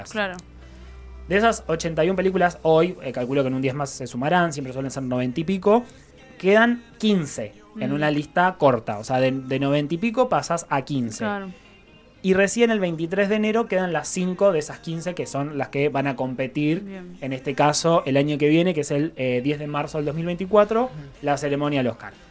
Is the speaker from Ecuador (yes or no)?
no; Argentina